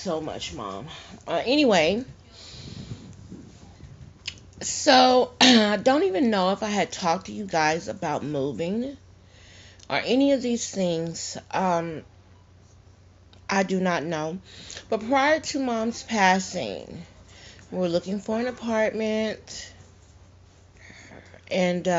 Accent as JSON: {"language": "English", "town": "Teague", "region": "Texas", "country": "United States", "tie": "born or raised there", "moved": "yes", "said": "I was back at my hometown, and we were burying my mom, Moore's Angelic Funeral Home in Teague, Texas."}